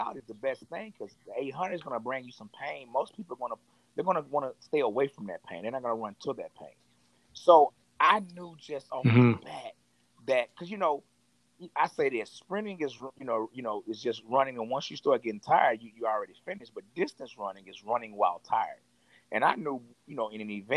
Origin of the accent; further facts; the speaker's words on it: Fort Worth, Texas, United States; also born or lived in Dallas, Texas; I'm from Fort Worth, Texas. I was born in Dallas, raised in Fort Worth.